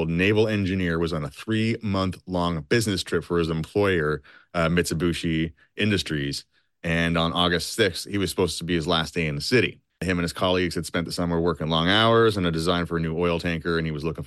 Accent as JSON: {"language": "English", "country": "Canada", "said": "I'm from Canada, eh?"}